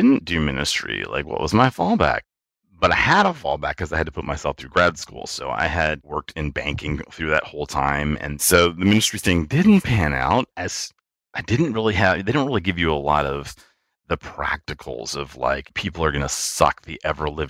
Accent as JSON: {"language": "English", "town": "Richmond", "region": "Virginia", "country": "United States", "tie": "born or raised there", "moved": "as an adult", "said": "I am from the thriving metropolis of Richmond, Virginia. I grew up there, lived there for about 30 years, and then moved away for work"}